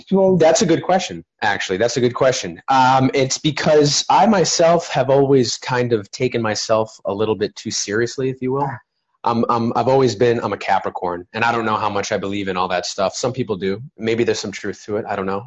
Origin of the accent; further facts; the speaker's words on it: Plymouth, Massachusetts, United States; now in Los Angeles, United States; in Plymouth, Massachusetts, which is where I'm from, by the way. I'm from Plymouth, Mass